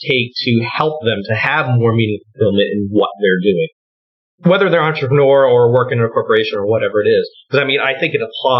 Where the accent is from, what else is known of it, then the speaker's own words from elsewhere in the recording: Maine, United States; moved away as an adult; also born or lived in New York City; now in New Jersey, United States; I'm from Maine originally.